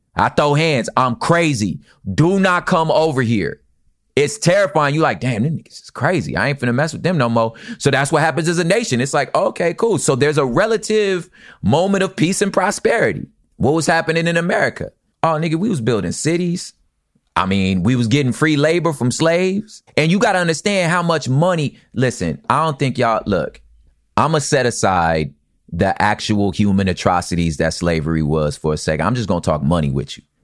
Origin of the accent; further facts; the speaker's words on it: United States; I'm American.